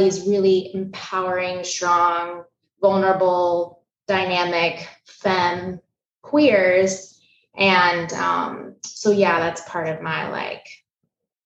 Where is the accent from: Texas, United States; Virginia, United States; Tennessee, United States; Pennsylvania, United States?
Tennessee, United States; Jackson; moved away as an adult; also born or lived in Chattanooga, Tennessee; now in Brooklyn, United States; I was born in Jackson, Tennessee